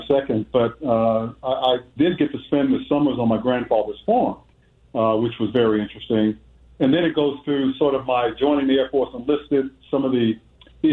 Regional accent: Washington, District of Columbia, United States; I was born and raised in Southeast Washington, D.C., inner city neighborhood

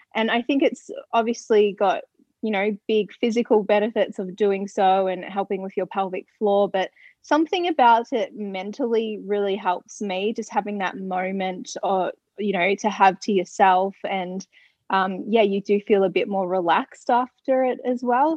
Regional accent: Ballarat, Victoria, Australia; moved away; I was back in my hometown of Ballarat

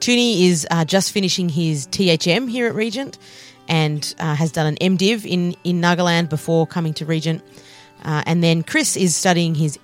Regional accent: Australia; moved away; from the Global South of Australia

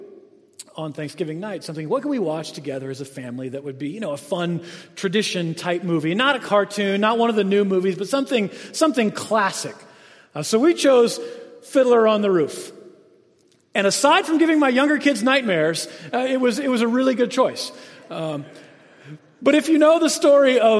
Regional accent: Jacksonville, Florida, United States; So I grew up in the South, Jacksonville, Florida, which is really, North Florida is a lot like South Georgia.

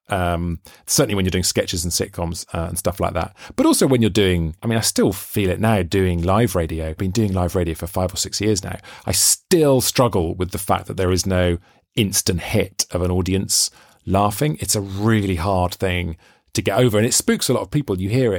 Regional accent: Wales, United Kingdom; because as a Welshman, you can obviously hear I don't sound very Welsh, but I've always been obsessed with this idea that Welsh, a sense of Welsh identity is really connected with the accent. And I read that really annoys me because I don't have a Welsh accent, but I feel really Welsh.

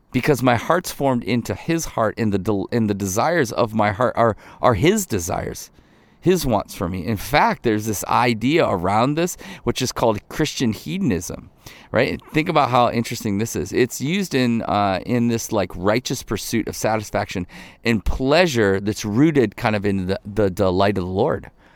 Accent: Ohio, United States; I grew up in Ohio. Most of my, my family's from northern Michigan.

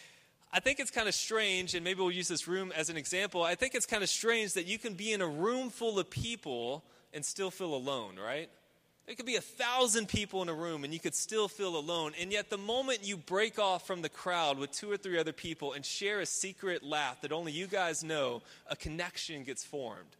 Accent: Houston, Texas, United States; I grew up in Houston, obviously a very urban area

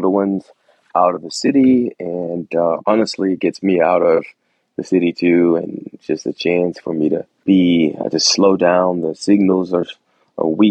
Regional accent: Atlanta, Georgia, United States; moved away as an adult; So I was raised in Atlanta, Georgia. I spent all of my adolescent years in Atlanta.

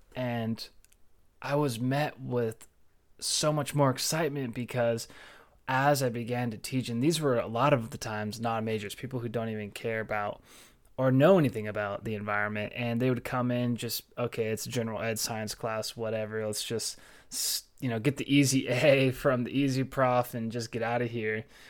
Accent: Orange County, California, United States; now in Fort Collins, United States; growing up in Orange County and being so close to the ocean

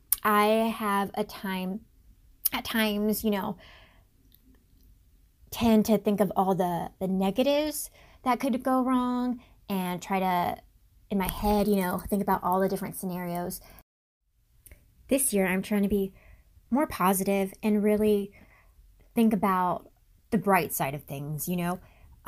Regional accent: Guam; I'm originally from Guam, the U.S. territory in the Pacific, and I am NAU's social media manager.

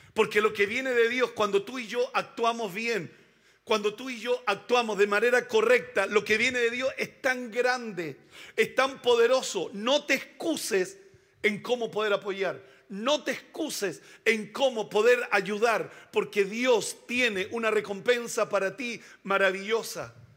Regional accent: Chile; Somos chilenos

